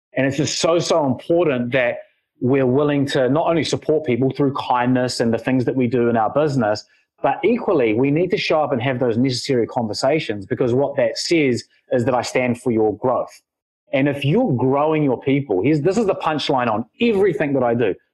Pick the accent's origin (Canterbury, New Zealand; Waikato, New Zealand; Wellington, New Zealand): Wellington, New Zealand; I was born here in Wellington